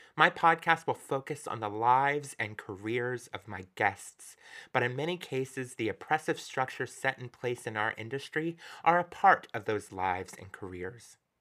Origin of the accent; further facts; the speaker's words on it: Florida, United States; moved away as an adult; also born or lived in Alabama; I grew up in Florida, but my parents had moved to Alabama